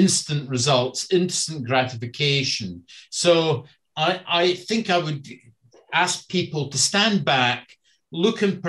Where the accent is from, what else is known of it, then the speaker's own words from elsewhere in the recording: Scotland, United Kingdom; moved away; I grew up and in Scotland in the 70s